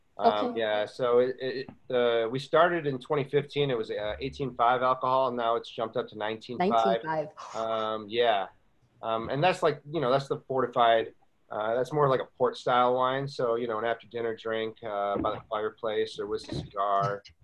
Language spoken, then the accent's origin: English; Buffalo, New York, United States; also born or lived in Las Vegas / Boston / Charleston; now in Walla Walla, United States; I lived in Las Vegas, Boston. You know, I'm being from Buffalo and then came from Charleston.